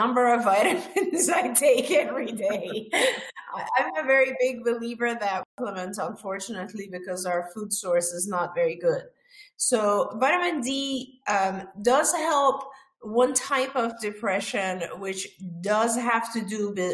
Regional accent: Iran; moved away; I'm originally from Iran.

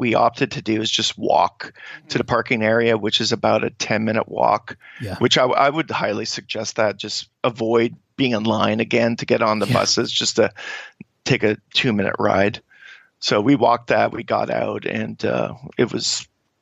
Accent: Canada; as Canadians

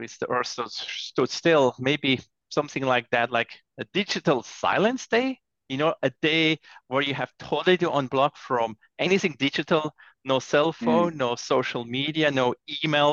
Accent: Zurich, Switzerland; moved away; Zurich, my hometown in Switzerland

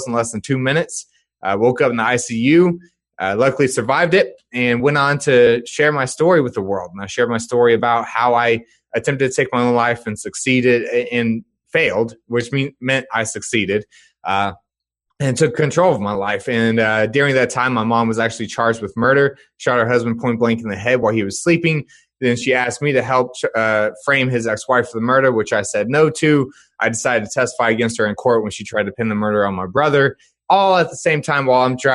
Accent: Dallas-Fort Worth area, Texas, United States; born or raised there

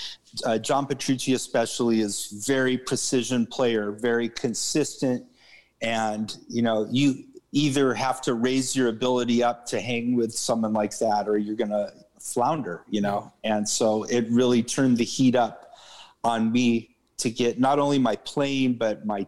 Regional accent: Santa Cruz, California, United States; also born or lived in Los Angeles; from Santa Cruz, California

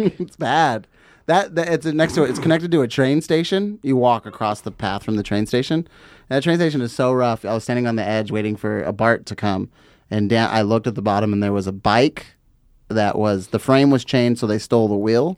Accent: Fontana, California, United States; growing up in Fontana

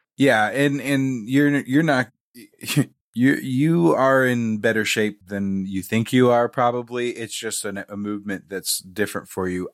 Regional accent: Raytown, Missouri, United States; I am from the Missouri side. Okay. I grew up in Raytown, which is just off of Kansas City proper.

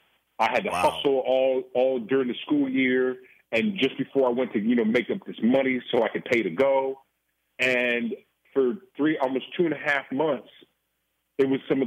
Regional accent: Oakland, California, United States; being born and raised in Oakland, California, you know, that was a time when, the drugs hit, crack had hit.

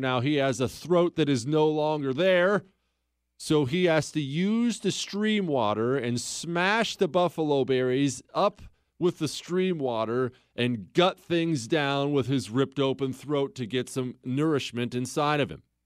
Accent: Bozeman, Montana, United States; moved away; I grew up in Bozeman, Montana

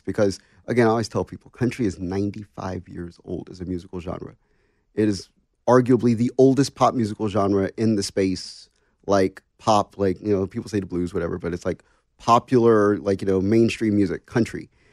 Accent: Washington, District of Columbia, United States; I'm from Washington, D C

